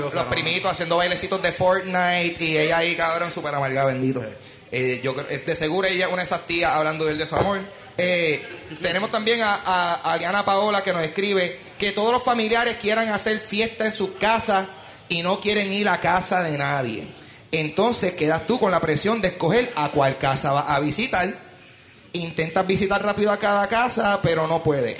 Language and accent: Spanish; Puerto Rico; como puertorriqueños